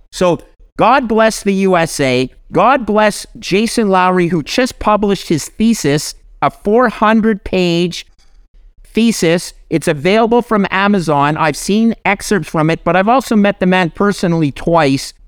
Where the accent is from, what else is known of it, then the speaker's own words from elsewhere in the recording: Canada; I'm a Canadian